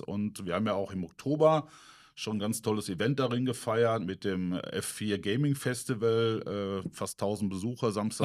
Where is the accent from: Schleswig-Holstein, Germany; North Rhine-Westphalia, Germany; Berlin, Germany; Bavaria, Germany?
North Rhine-Westphalia, Germany; Menden; gebürtig bin ich aus Mennen, aus dem schönen Vorort Harlingen, also 15 Kilometer, genau die Ruhr